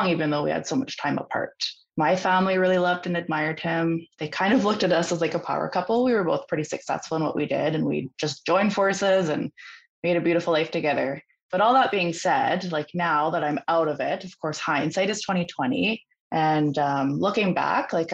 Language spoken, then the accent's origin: English; Vancouver Island, British Columbia, Canada; I'm from British Columbia up in Canada